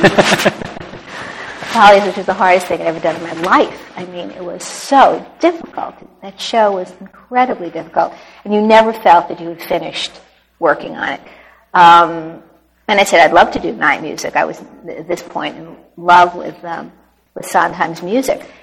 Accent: New York, United States; I was born in New York, and I was exposed to theater at a very early age uh, my father always took me into Manhattan for my birthday

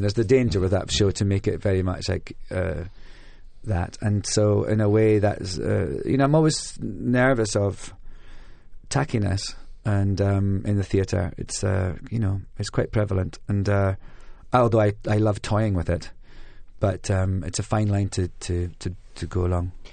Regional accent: Scotland, United Kingdom; moved away; also born or lived in London; being Scottish in London

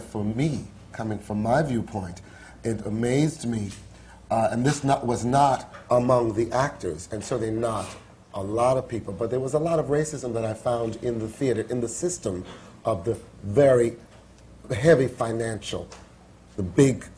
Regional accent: New York City, New York, United States; I was raised in Harlem

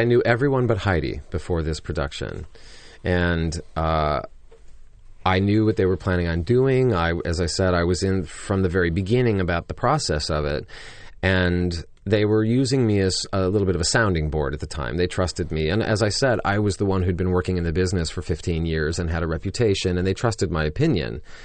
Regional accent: Joliet, Illinois, United States; in my hometown in Joliet, Illinois, where I grew up.

